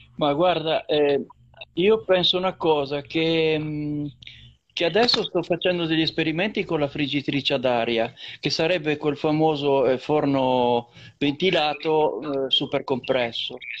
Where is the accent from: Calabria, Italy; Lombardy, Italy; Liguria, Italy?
Liguria, Italy; dalle nostre parti